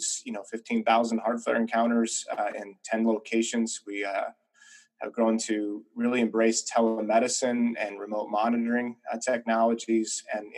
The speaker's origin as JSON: {"language": "English", "region": "Nebraska", "country": "United States", "tie": "born or raised there", "also_born_or_lived": "upstate New York / Boston / Chicago", "moved": "yes", "lives_now": "Kansas, United States", "said": "I grew up in the Heartland in Nebraska"}